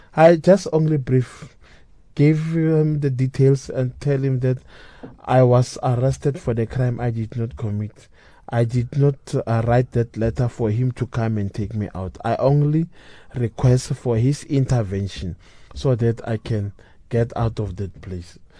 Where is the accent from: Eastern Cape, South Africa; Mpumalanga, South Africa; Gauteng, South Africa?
Gauteng, South Africa; Pretoria; I was born in Pretoria, raised in Pretoria